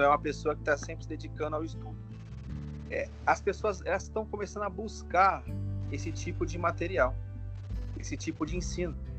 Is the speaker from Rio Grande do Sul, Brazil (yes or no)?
no; Duque de Caxias, Rio de Janeiro, Brazil; eu sou aqui do Rio de Janeiro, da região de Duque de Caxias, Baixada Fluminense.